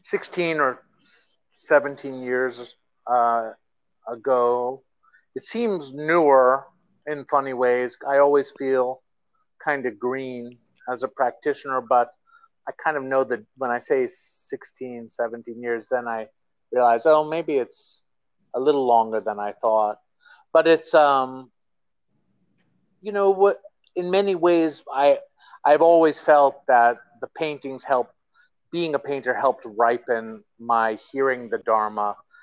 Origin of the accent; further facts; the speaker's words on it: Queens, New York, United States; born there; also born or lived in Texas; You know, I was born here in Queens, New York. Wow. Yeah, but I lived all over.